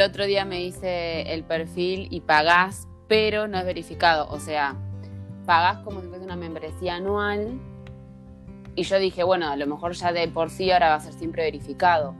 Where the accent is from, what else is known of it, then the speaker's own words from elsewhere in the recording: Santa Fe, Argentina; moved away; también somos santafesinas, las dos.